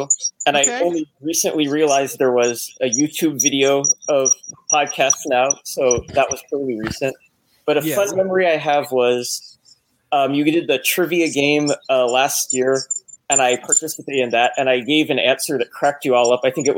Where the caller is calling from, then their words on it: Los Angeles, California, United States; Hey, I'm from Los Angeles, California.